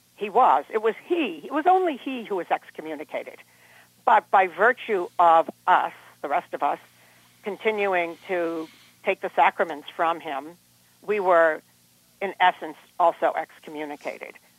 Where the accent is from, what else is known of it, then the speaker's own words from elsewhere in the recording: Harvard, Massachusetts, United States; also born or lived in Cambridge, Massachusetts; the main house where I grew up out in Harvard, is a Benedictine monastery